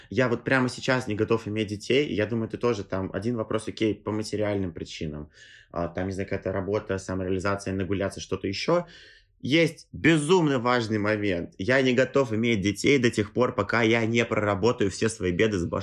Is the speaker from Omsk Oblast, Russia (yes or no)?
no; Tolyatti, Samara Oblast, Russia; now in Moscow, Russia; мои отец и мать, они как бы родились и выросли в Тольятти, они э, жили там всю жизнь, и родители их были там. А я вот такой, да, переехал в Москву